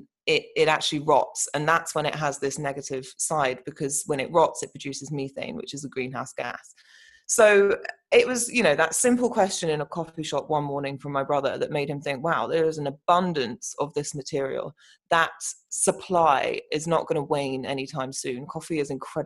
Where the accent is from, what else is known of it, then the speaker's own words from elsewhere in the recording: London, United Kingdom; I am from London, and we are based in London